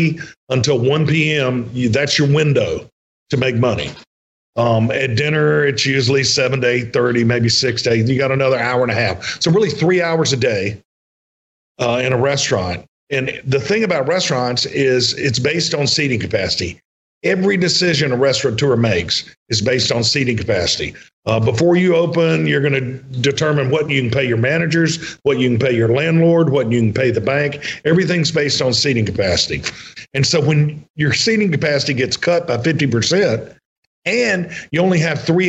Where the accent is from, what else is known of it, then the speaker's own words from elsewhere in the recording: Mississippi, United States; I was from Mississippi and knew Senator Wicker